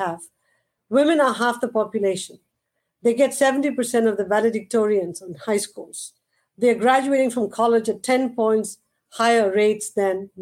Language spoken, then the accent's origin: English; India; moved away as an adult; now in United States; growing up in India